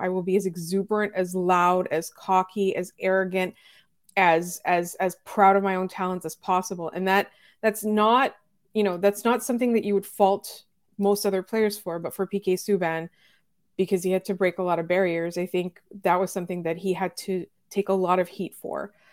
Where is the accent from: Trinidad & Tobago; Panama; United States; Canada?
Canada; Montreal, Quebec; as a Montreal Canadiens fan, as a Montrealer